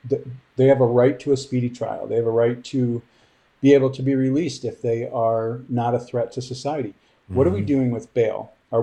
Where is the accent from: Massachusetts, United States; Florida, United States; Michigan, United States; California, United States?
Michigan, United States; my home state of Michigan